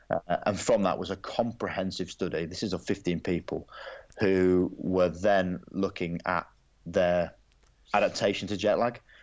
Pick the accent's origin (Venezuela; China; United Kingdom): United Kingdom; England; as an Englishman